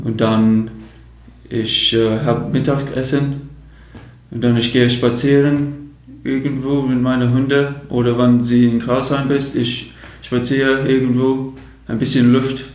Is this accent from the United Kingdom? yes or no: yes; Chatham, South East England, United Kingdom; German is a second language; moved away as an adult; now in Germany; die Stadt heißt ähm, Chatham